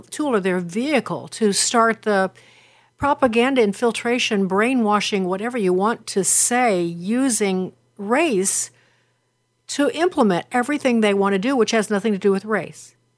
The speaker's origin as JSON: {"language": "English", "town": "Chicago", "region": "Illinois", "country": "United States", "said": "I'm from Chicago"}